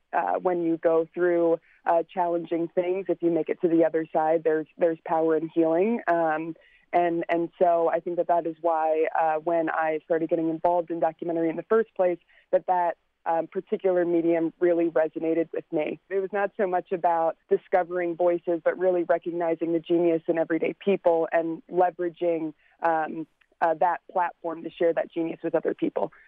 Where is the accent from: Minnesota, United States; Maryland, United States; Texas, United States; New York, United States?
Maryland, United States; Glen Burnie; now in California, United States; I uh, grew up in Glen Burnie, Maryland, so just outside the city line.